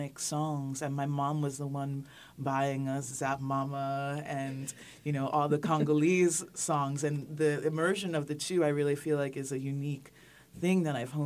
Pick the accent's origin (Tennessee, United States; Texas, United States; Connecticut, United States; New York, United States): New York, United States; New York City; I actually grew up in Manhattan